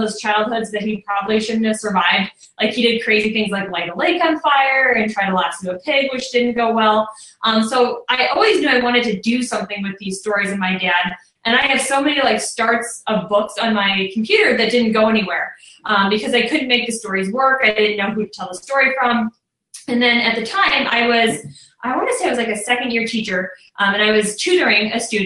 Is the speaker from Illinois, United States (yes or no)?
yes; near Chicago, Illinois, United States; now in Indiana, United States; I grew up near Chicago, so I grew up looking out at Lake Michigan